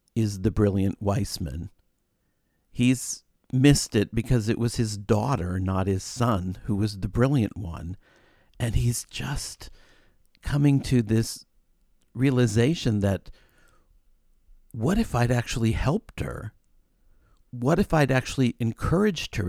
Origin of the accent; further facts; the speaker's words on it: Brainerd, Minnesota, United States; moved away as an adult; now in Chicago, United States; I'm from Brainerd, Minnesota, which is a resort town